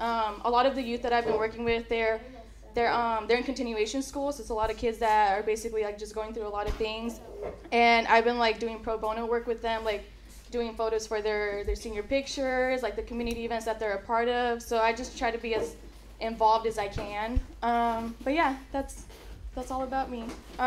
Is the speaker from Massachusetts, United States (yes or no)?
no; Hayward, California, United States; I'm from the Bay Area, so I was born and raised in Hayward, and after that I came back out here